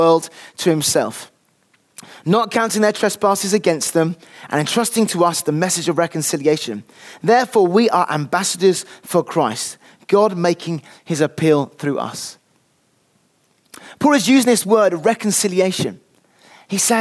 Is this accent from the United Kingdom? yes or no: yes; United Kingdom; I'm British through and through